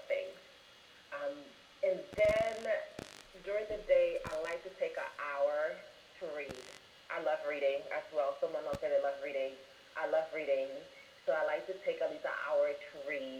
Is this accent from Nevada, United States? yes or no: no; New York, United States; also born or lived in Washington, D.C.; now in St. Petersburg, United States; I recently moved to Florida, St. Petersburg from D.C., well, I'm from New York originally